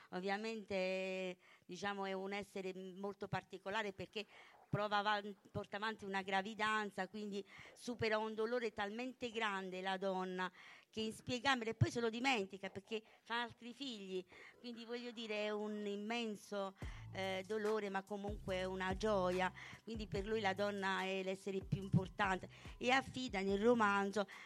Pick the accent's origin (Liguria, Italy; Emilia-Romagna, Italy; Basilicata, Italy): Basilicata, Italy; Calvello; Buonasera a tutti, mi vengo da Calvello, un piccolo paese qui vicino a un'oretta di strada